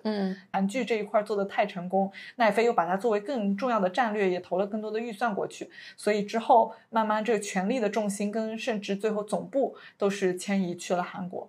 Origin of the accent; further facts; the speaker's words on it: China; 作为一个中国人